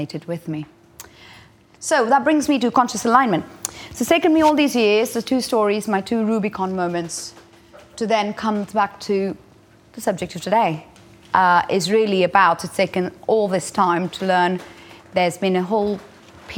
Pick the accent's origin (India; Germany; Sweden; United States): India; moved away; I grew up in India